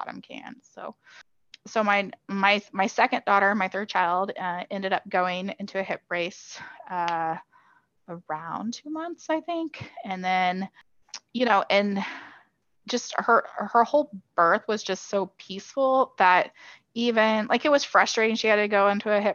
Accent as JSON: {"language": "English", "town": "Kansas City", "country": "United States", "said": "we're from Kansas City"}